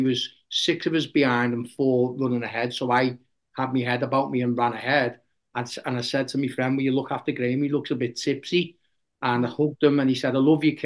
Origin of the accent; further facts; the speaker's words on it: Liverpool, North West England, United Kingdom; just a normal lad growing up in Liverpool.